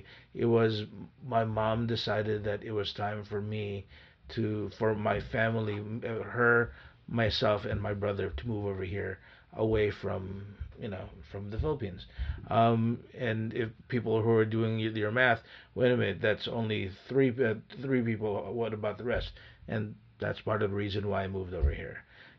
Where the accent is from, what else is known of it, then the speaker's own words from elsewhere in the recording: Van Nuys, California, United States; also born or lived in Panorama City; You know, Van Nuys, Panorama City.